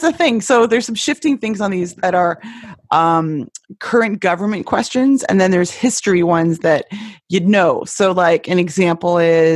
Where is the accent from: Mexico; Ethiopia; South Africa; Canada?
Canada; now in Texas, United States; I'm from Canada